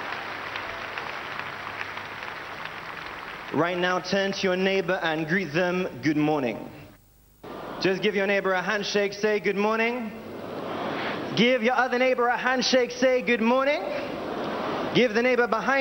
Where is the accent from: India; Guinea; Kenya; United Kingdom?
United Kingdom; moved away as an adult; now in Nigeria; I'm originally from the United Kingdom, and I'm an evangelist here at the Synagogue Church of All Nations.